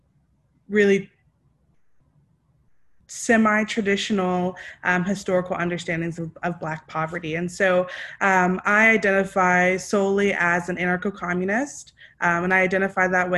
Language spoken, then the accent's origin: English; East Texas, United States; now in Richmond, United States; I am currently in Richmond, though I'm originally from East Texas on Shawnee and Choctaw land